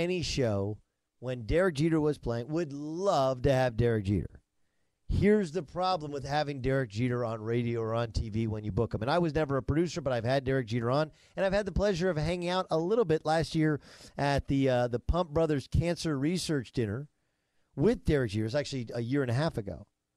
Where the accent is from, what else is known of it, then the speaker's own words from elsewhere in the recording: Milwaukee, Wisconsin, United States; I was born in Milwaukee